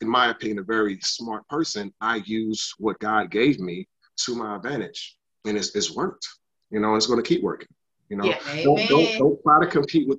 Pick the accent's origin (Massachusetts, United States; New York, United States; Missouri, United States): New York, United States; Bronx; also born or lived in Jacksonville, United States; I was born in Jacksonville, Florida, raised in South Bronx, New York, moved around a lot.